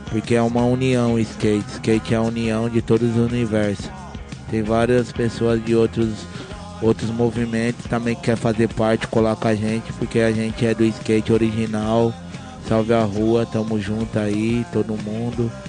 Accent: Ribeirão Pires, São Paulo, Brazil; tenho 38 anos, cresci em Ribeirão Pires

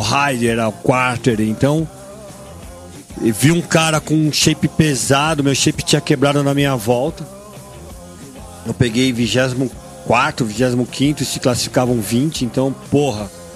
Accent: Brazil; sou brasileiro

